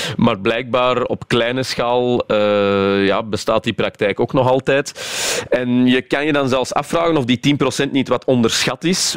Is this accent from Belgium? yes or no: yes; Flanders, Belgium; wij als Vlamingen